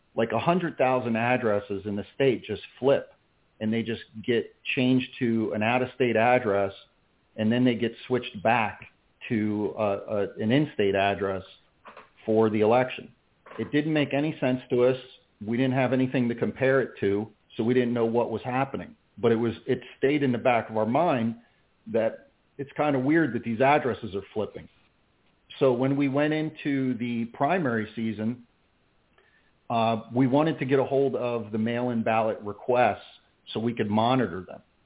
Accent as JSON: {"language": "English", "town": "Philadelphia", "region": "Pennsylvania", "country": "United States", "tie": "born or raised there", "moved": "yes", "lives_now": "Clermont, United States", "said": "I grew up in in the Philadelphia, New Jersey area"}